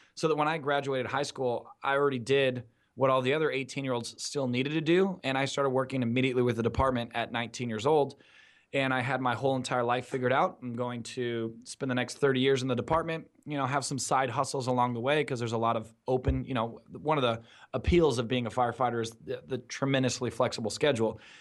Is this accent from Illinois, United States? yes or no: no; Newport Beach, California, United States; being born and raised in Southern California, specifically Newport Beach, Orange County, California